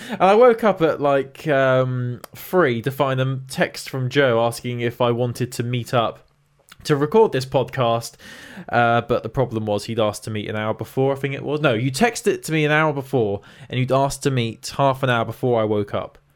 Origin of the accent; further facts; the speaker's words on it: England, United Kingdom; We're English